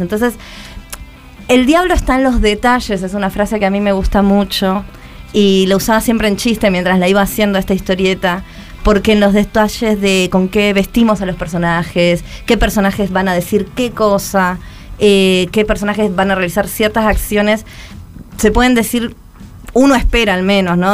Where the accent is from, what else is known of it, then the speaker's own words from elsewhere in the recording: Buenos Aires, Argentina; cómo es vivir en un barrio de monoblocks de Lugano o crecer en un barrio de monoblocks de Lugano